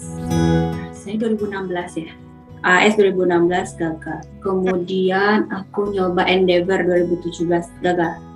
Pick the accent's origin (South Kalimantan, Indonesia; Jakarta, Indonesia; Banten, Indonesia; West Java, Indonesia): South Kalimantan, Indonesia; Banjarmasin; moved away as an adult; now in Sydney, Australia; Saya aslinya dari Banjarmasin. Kebetulan sekarang sedang tinggal di Sydney